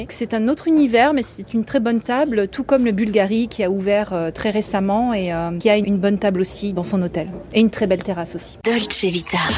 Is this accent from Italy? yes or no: yes; Italy; Donc en tant qu'italienne, euh, j'aime boire un très très bon café.